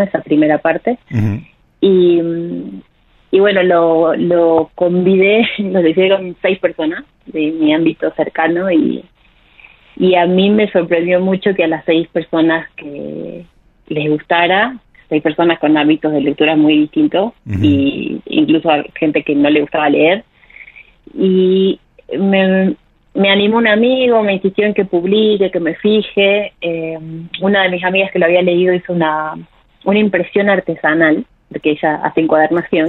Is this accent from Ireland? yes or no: no; Jujuy, Argentina; moved away as an adult; also born or lived in Córdoba, Argentina / Mexico; yo soy de Jujuy